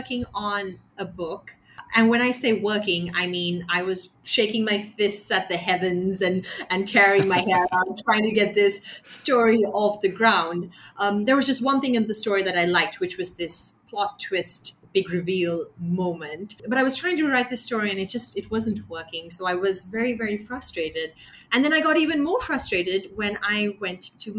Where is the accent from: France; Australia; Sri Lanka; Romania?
Sri Lanka; growing up in Sri Lanka